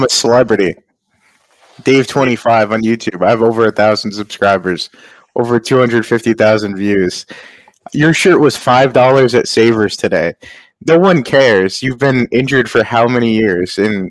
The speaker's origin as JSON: {"language": "English", "region": "Rhode Island", "country": "United States", "said": "Rhode Island."}